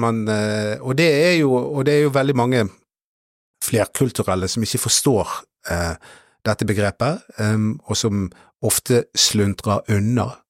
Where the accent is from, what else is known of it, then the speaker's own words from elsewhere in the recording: Norway; jeg er norsk